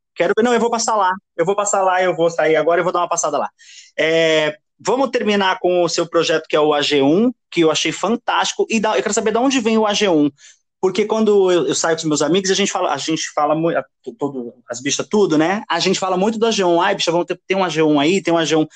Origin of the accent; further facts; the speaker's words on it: Osasco, São Paulo, Brazil; eu nasci em Osasco